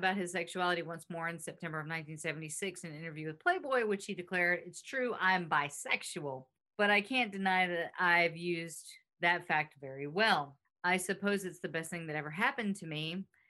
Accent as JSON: {"language": "English", "region": "England", "country": "United Kingdom", "said": "I'm from England, and I'm in music too, and he's a bit of a hero to me."}